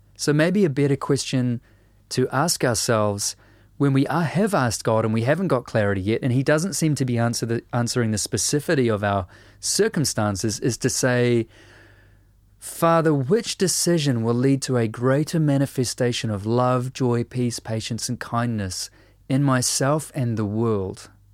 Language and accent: English; New Zealand; a writer and a musician from Aotearoa, New Zealand